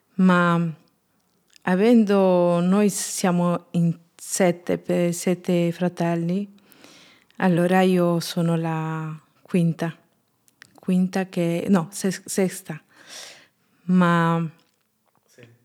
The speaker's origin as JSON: {"language": "Italian", "region": "Junín", "country": "Peru", "tie": "born or raised there", "second_language": "Italian", "moved": "as an adult", "lives_now": "Italy", "said": "Sono peruviana, sono nata il 25 dicembre 1979 in Junín, Perù"}